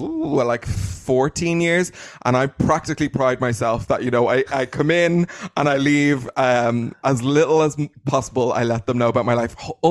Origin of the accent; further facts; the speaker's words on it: Dublin, Leinster, Ireland; I'm Irish.